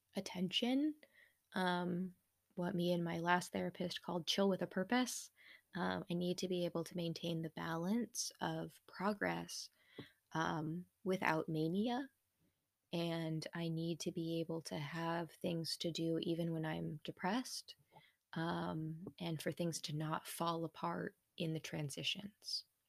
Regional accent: United States; being an American in the nineties

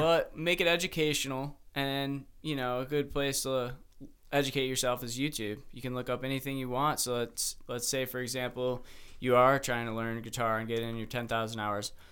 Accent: Mentor, Ohio, United States; also born or lived in Michigan; I'm from the same place as Sam

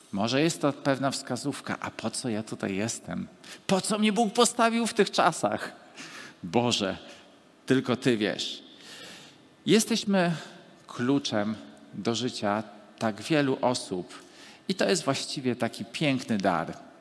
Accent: Gdańsk, Pomeranian Voivodeship, Poland; urodziłem się w tym mieście i w tym czasie

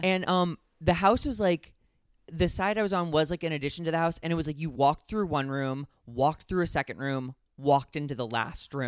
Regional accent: Midwest, United States; growing up in the Midwest

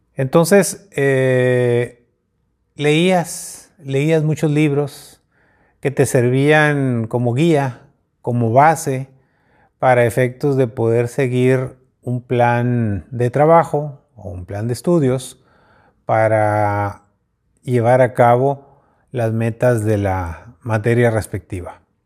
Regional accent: Mexico; como mexicanos

